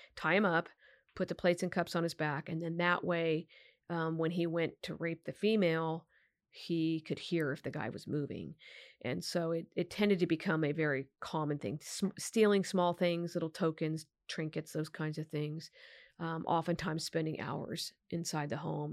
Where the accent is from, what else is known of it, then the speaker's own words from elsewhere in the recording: Sacramento, California, United States; also born or lived in Solano County; I grew up right near Arden and Eastern